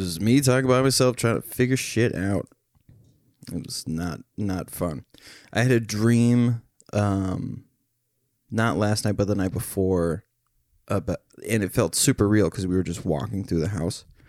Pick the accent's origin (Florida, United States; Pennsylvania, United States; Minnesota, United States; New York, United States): Minnesota, United States; Becker; we grew up in the same town